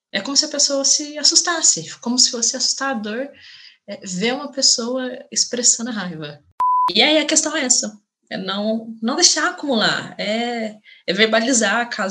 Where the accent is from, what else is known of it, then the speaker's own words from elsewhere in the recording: Minas Gerais, Brazil; como boa mineira que sou, uma das coisas que eu mais gosto de fazer é experimentar novos cafés